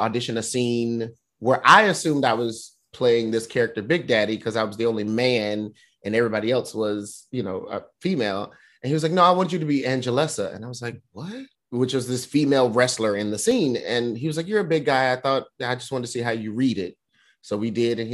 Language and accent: English; North Carolina, United States; moved away as an adult; also born or lived in Tokyo, Japan; now in New York, United States; I grew up in North Carolina